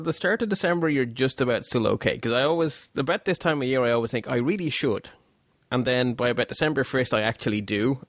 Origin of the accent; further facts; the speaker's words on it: Belgium; now in Ireland; although I live in Ireland and have lived here for a very long time, as you can tell by the accent, I'm not actually from Ireland, I'm actually from Belgium